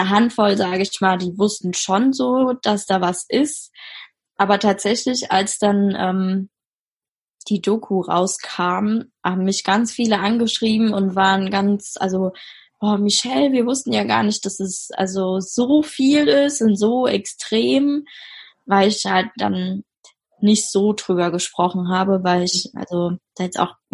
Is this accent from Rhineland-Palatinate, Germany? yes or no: yes; Mainz, Rhineland-Palatinate, Germany; also ich komme ja aus Mainz, wir haben da in Mainz gewohnt und in Mainz hatte ich halt Freundinnen oder bin immer noch mit denen befreundet.